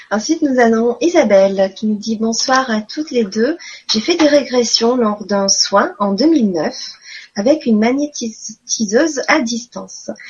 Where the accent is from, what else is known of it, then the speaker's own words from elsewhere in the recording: Quebec, Canada; J'aimerais beaucoup euh, vous voir, mais j'ai pas d'argent, merci. Je suis québécoise.